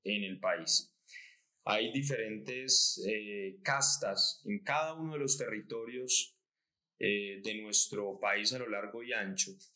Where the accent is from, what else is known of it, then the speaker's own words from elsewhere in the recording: Colombia; como colombianos, esperando que nuestro país